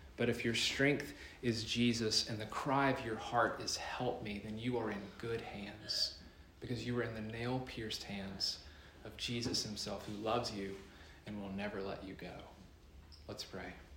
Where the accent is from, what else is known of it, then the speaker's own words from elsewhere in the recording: North Carolina, United States; my home state, North Carolina.